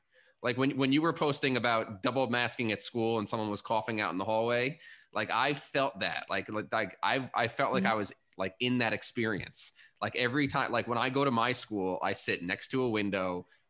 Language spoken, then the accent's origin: English; Long Island, New York, United States; moved away; I'm originally from Long Island, New York.